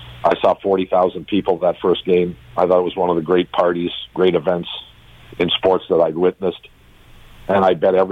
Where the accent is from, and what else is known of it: Toronto, Ontario, Canada; born or raised there; also born or lived in Ohio, United States